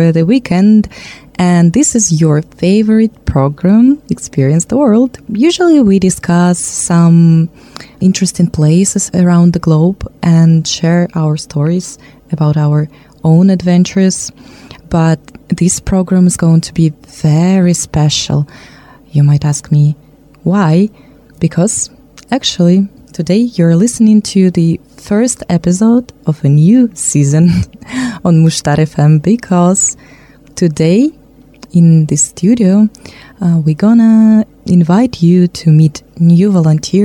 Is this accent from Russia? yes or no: yes; Russia; English is a second language; moved away as an adult; now in Nyíregyháza, Hungary; I'm also from Russia